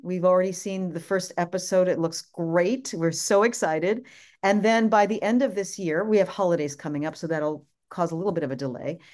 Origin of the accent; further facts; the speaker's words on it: New York, United States; I'm the New Yorker